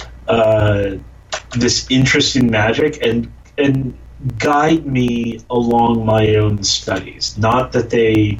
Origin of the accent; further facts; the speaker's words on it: Jackson, New Jersey, United States; I grew up in Jackson, New Jersey, in the middle of kind of nowhere